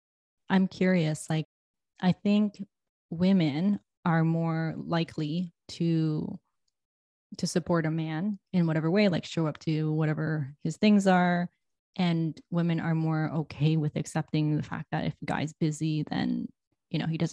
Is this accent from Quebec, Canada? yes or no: no; Toronto, Ontario, Canada; I'm from Toronto